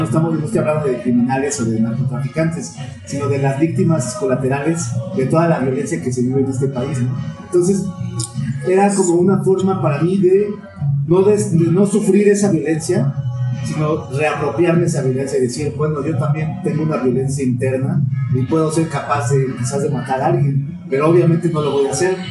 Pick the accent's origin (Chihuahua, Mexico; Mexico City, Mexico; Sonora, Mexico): Mexico City, Mexico; cómo me inserto yo como chilango en un mundo global